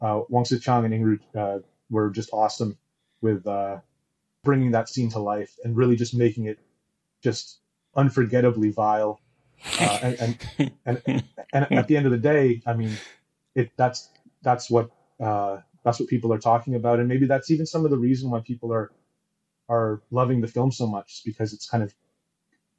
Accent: Toronto, Ontario, Canada; moved away as an adult; now in Taiwan; I grew up in Toronto, in Canada.

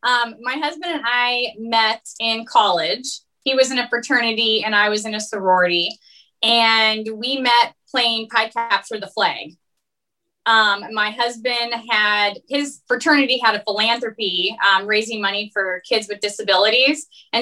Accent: West Des Moines, Iowa, United States; I'm originally from West Des Moines.

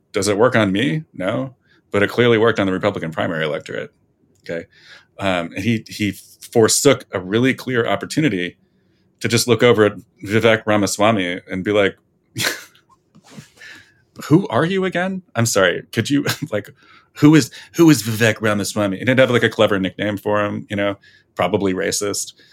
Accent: New Jersey, United States; moved away; I'm from New Jersey

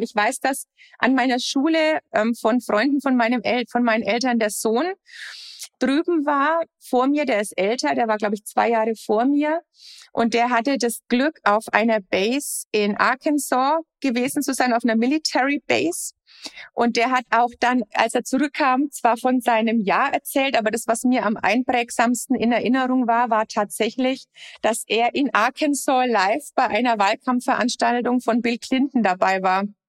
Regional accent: Lower Franconia, Bavaria, Germany; also born or lived in United States; aus meiner Heimat, aus Unterfranken

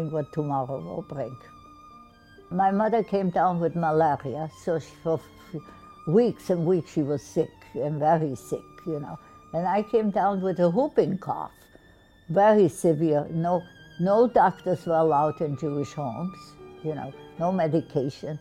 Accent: Bulgaria; now in Rhode Island, United States; I grew up in Bulgaria

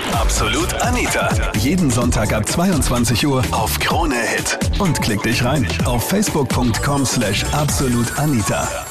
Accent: Vienna, Austria; als Wiener

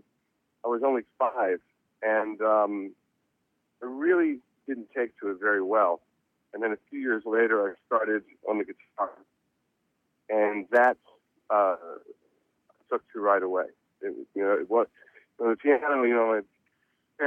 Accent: Reading, Pennsylvania, United States; now in Los Angeles, United States; I was born in Reading, Pennsylvania

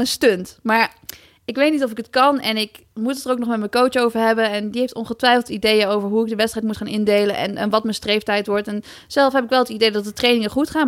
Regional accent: Netherlands

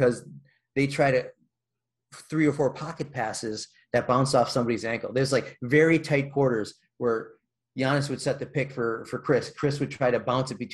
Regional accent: Milwaukee, Wisconsin, United States; I grew up in Milwaukee.

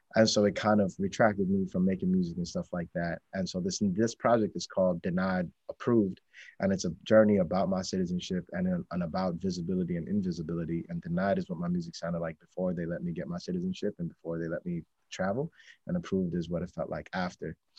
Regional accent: New York City, New York, United States; also born or lived in Bangladesh; I grew up in Astoria, which is right next, right next to Queensbridge projects

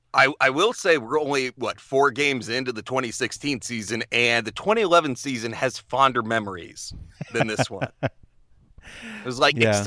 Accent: Chino, California, United States; So I grew up in Southern California, a town called Chino, cows in a prison. That's it. 80s and 90s.

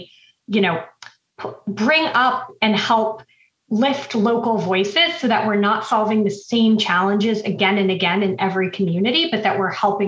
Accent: New England, United States; grew up in New England

